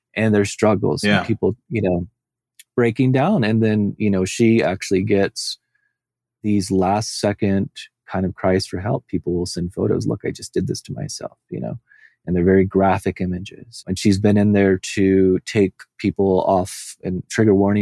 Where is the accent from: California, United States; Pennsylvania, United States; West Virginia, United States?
California, United States; Southern; I came from Southern California.